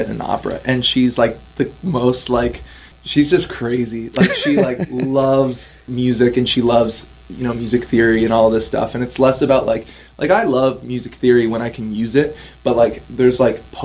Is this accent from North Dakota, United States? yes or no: no; Stillwater, Minnesota, United States; also born or lived in Ontario, Canada; my hometown in Stillwater